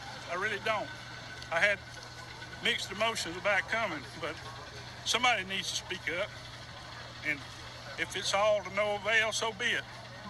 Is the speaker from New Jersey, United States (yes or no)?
no; Midland City, Alabama, United States; I'm only about 15 and 20 miles away. I was born here in Midland City.